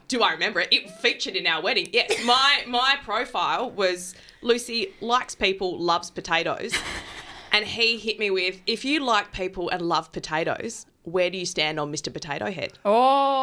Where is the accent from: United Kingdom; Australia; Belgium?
Australia; Adelaide, South Australia; moved away; I'm from Adelaide